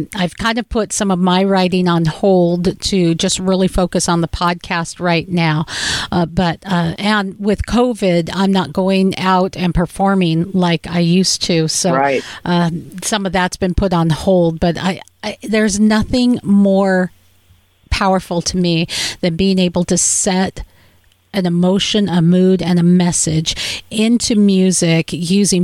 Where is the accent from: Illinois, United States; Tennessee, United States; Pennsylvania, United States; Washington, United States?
Washington, United States; Seattle; I'm from Seattle